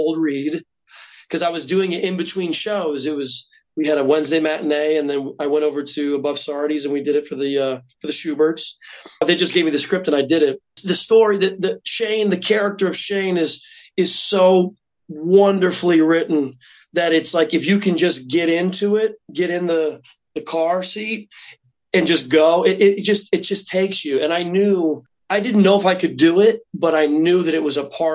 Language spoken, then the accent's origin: English; Indiana, United States; moved away as an adult; now in New York, United States; I'm from Indiana.